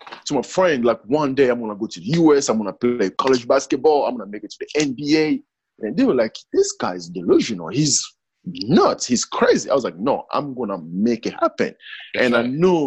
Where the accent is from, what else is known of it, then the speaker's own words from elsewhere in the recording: DR Congo; moved away; I was born in the Congo